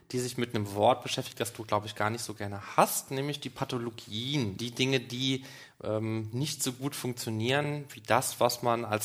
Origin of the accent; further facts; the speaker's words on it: Germany; born there; Nein, ich bin in Deutschland geboren.